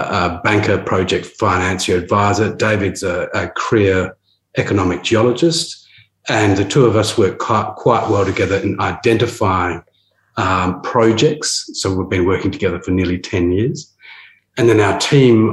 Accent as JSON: {"language": "English", "town": "Perth", "region": "Western Australia", "country": "Australia", "tie": "born or raised there", "said": "I grew up in Perth, and I used to work on exploration drilling rigs"}